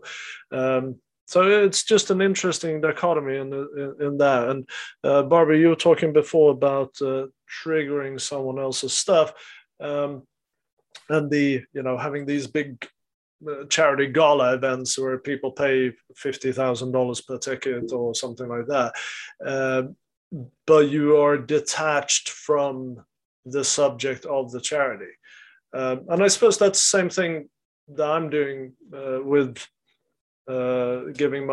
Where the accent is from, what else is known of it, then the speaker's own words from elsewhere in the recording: Sweden; in the culture where I grew up in Sweden